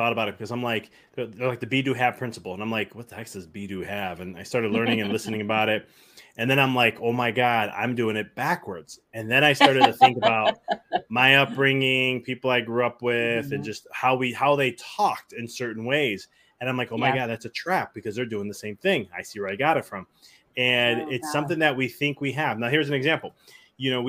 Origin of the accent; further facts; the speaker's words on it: Chicago, Illinois, United States; moved away as an adult; now in Knoxville, United States; I'm from Chicago originally. And we just moved to Knoxville, Tennessee at the end of last year.